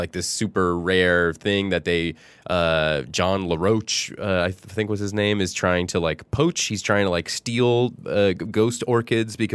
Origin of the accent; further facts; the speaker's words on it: Florida, United States; I'm from Florida